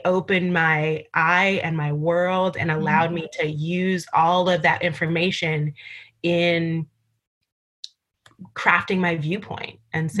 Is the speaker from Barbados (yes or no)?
yes; Barbados; And I went to Barbados, my hometown, where I was born.